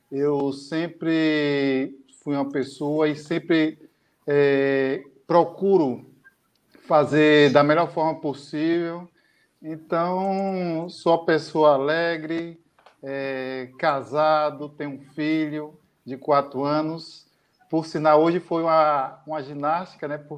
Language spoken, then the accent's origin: Portuguese; Ilhéus, Bahia, Brazil; born there; É, moro em Ilhéus, nasci aqui em Ilhéus, né? para quem não conhece Ilhéus, Ilhéus, sul da Bahia.